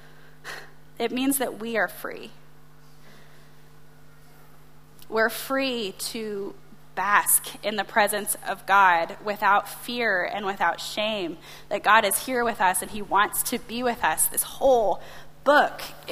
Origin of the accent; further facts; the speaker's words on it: United States; as an American